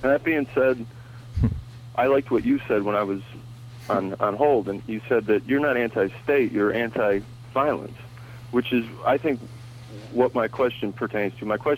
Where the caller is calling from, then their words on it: Ohio, United States; I'm calling from Ohio. I'm actually relatively near Utopia, Ohio.